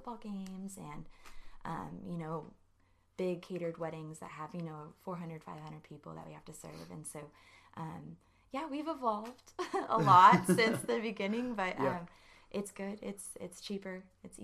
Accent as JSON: {"language": "English", "town": "New Braunfels", "region": "Texas", "country": "United States", "moved": "as an adult", "lives_now": "College Station, United States", "said": "I'm from New Braunfels."}